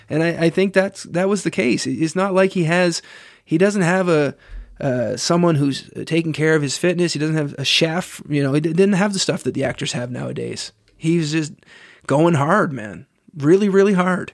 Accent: Canada; As a Canadian

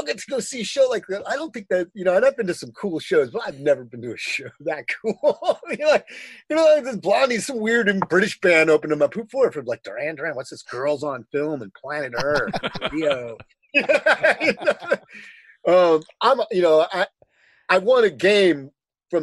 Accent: West Coast, United States; also born or lived in Detroit, Michigan; I'm from Detroit originally, but I grew up on the West Coast

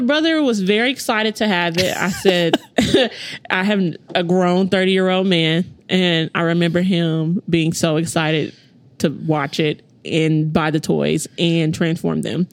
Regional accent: United States; grew up um, on the east side.

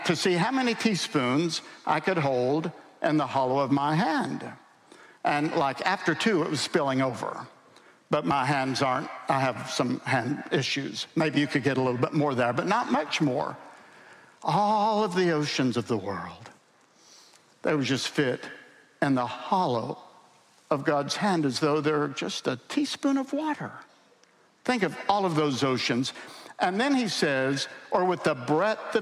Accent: the Appalachians, United States; I grew up in the Appalachians, and I love my Appalachian mountains

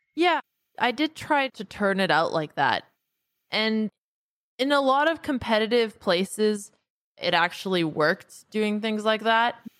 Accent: Canada; also born or lived in United States / Bay Area; now in New York, United States; I grew up in Canada to a family of Romanian immigrants

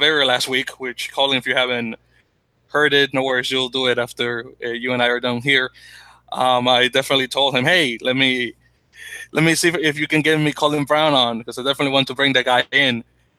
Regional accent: Dominican Republic; moved away; my home country, the Dominican Republic.

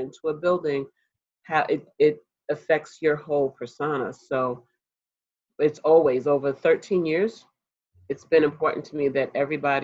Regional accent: New York, United States; being a New Yorker, born and raised

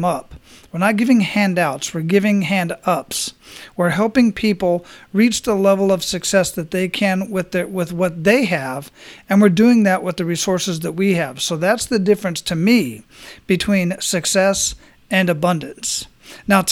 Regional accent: Arizona, United States; now in Tampa, United States; I'm originally from Arizona

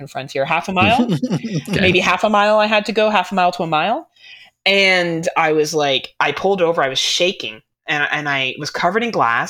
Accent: Ontario, Canada; I'm Canadian, so automatically I know how to do all that shit just to survive my wilderness that I live

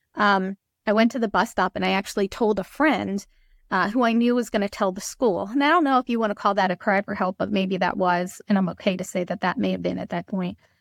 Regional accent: Trenton, New Jersey, United States; I'm from Trenton, New Jersey

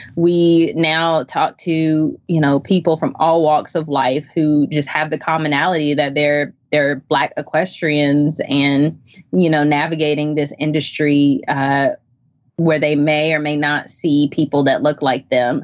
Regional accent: Chapel Hill, North Carolina, United States; now in Zebulon, United States; I am a from Chapel Hill, North Carolina. I currently live in Zebulon.

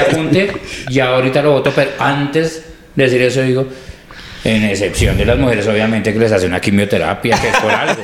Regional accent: Colombia; somos colombianos

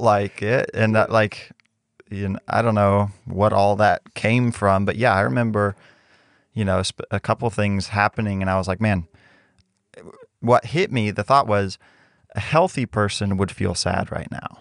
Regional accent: Mexico; moved away; growing up in Mexico

